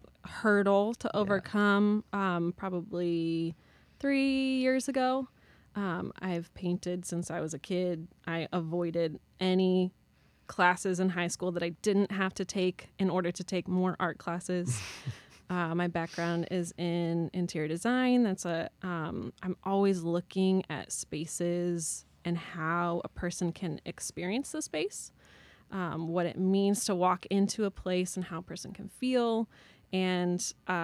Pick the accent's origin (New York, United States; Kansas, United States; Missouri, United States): Missouri, United States; St. Louis; moved away as an adult; also born or lived in Chicago; I grew up in St. Louis.